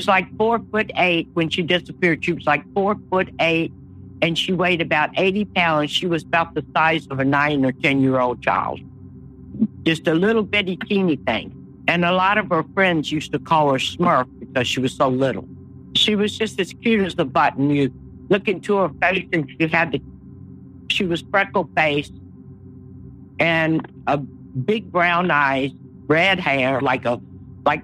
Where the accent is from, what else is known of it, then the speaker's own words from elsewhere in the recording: Richmond, Virginia, United States; also born or lived in Philippines / Patuxent, Maryland; now in Stockton, United States; I grew up in Virginia, Richmond, Virginia, in Henrico County.